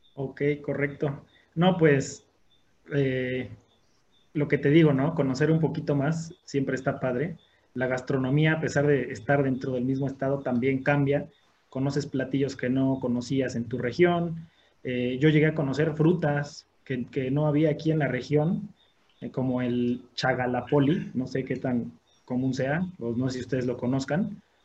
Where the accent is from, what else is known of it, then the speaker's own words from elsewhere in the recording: Orizaba, Veracruz, Mexico; aquí en, la ciudad de, en la ciudad de Orizaba